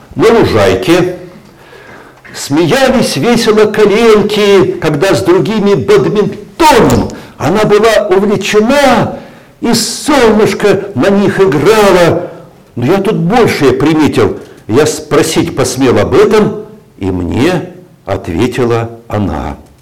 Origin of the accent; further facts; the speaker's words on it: Siberia, Russia; moved away; я сибиряк по, по, по рождению, но как-то почему-то по Сибири я как-то особо не тоскую, хотя детство мое прошло, прошло там